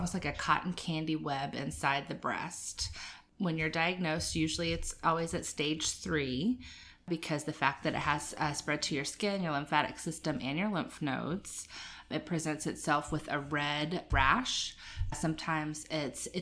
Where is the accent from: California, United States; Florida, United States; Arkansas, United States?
Florida, United States; Jacksonville; moved away as an adult; also born or lived in Guyton, Georgia; now in Savannah, United States; I'm originally from Jacksonville, Florida